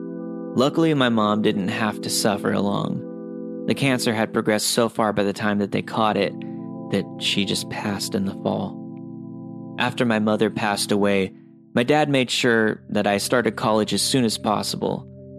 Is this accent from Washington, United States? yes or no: yes; Seattle, Washington, United States; born there; also born or lived in Mount Shasta; I was born in Seattle, but at this time my family had been living in Mount Shasta, which is a small town in Northern California.